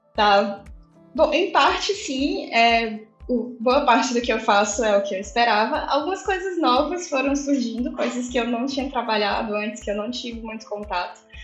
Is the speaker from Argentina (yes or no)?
no; Fortaleza, Ceará, Brazil; Eu sou de Fortaleza, né? Não, não mencionei isso, mas eu sou de Fortaleza, moro em Fortaleza.